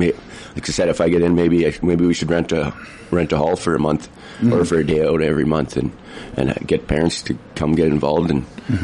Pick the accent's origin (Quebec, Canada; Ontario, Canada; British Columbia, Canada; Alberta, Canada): British Columbia, Canada; Prince George; I'm from Prince George here. I've been here for 30 years. I grew up playing pool downtown at the Jockey's Billiards for a lot of my years